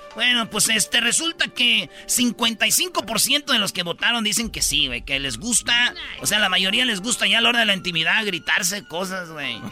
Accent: Jiquilpan, Michoacán, Mexico; mi pueblo, de Jiquilpan

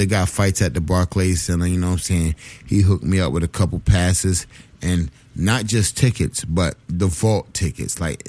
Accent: Bed-Stuy, New York, United States; I grew up in Bed-Stuy. I went to Murder High. I went to Thomas Jefferson High School

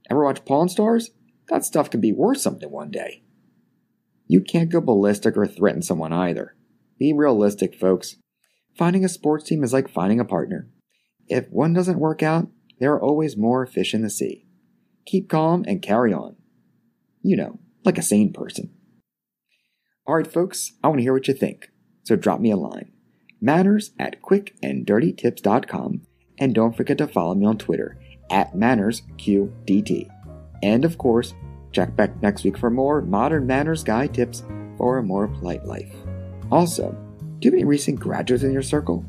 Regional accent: Baltimore, Maryland, United States; just shy of my 5th birthday, a very traumatic event took place in my hometown

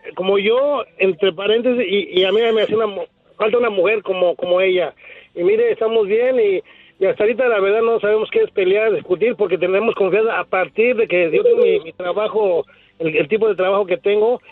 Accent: State of Mexico, Mexico; also born or lived in Tijuana; now in Fontana, United States; yo soy de México, ¿verdad? Del, Estado de México

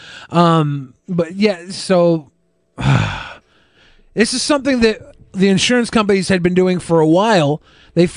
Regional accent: United States; I'm American

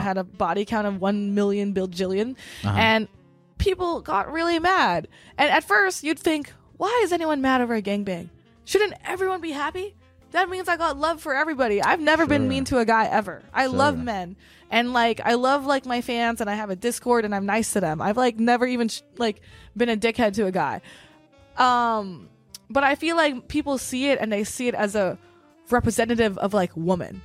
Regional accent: Los Angeles, California, United States; I'm from Northeast

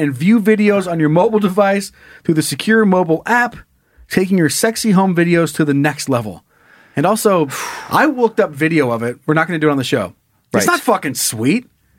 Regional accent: Sun Valley, Idaho, United States; my hometown of Sun Valley, Idaho

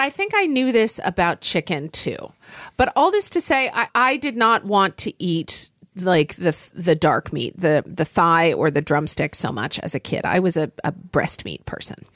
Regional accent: Oklahoma, United States; when I was growing up in Oklahoma

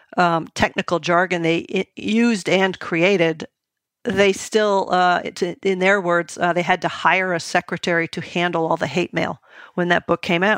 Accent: New England, United States; when I was growing up in New England

